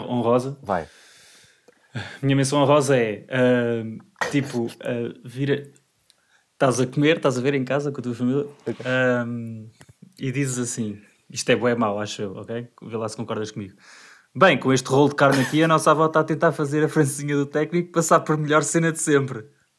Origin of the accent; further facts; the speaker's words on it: Portugal; como bom português que sou